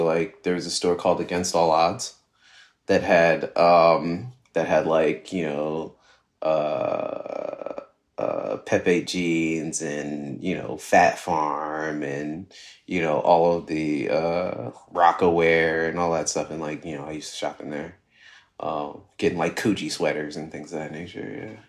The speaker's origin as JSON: {"language": "English", "region": "New Jersey", "country": "United States", "said": "I'm from New Jersey. So, you know, one of the things that people from New Jersey do on the weekends is go to the mall."}